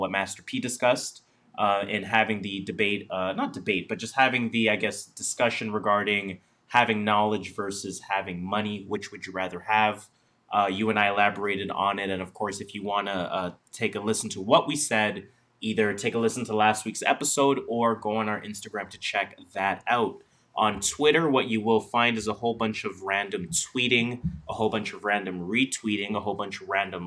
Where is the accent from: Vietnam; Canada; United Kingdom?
Canada; we are Canadian